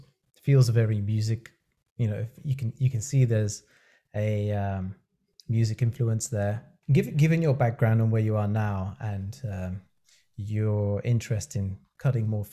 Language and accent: English; United Kingdom; being a Brit